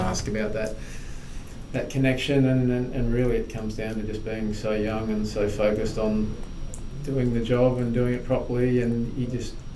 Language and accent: English; Brisbane, Queensland, Australia; I was born in Brisbane, grew up in a very much a working class sort of family.